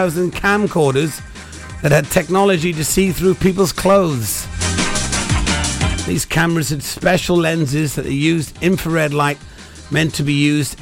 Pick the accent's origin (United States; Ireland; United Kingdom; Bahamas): United Kingdom; Pembrokeshire, Wales; I don't speak Welsh, even though I am from Wales, from Pembrokeshire